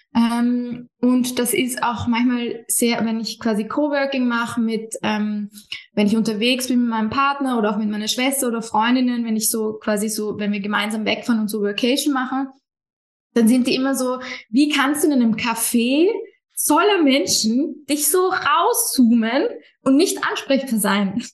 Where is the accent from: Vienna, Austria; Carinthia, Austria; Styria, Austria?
Vienna, Austria; Ich komme ursprünglich aus Wien, wohne ein bisschen außerhalb von Wien